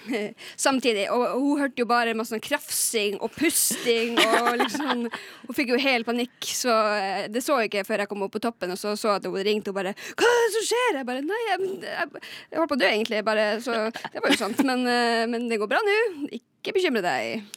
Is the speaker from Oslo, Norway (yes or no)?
no; Lakselv, Finnmark, Norway; Og jeg er også fra Lakselv i Finnmark.